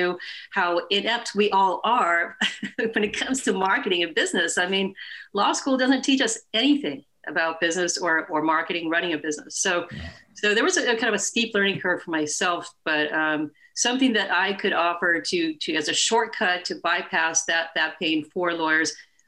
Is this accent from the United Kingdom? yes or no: no; Sweden; moved away as an adult; now in California, United States; I moved over from Sweden and wanted to go to school here in California, go to college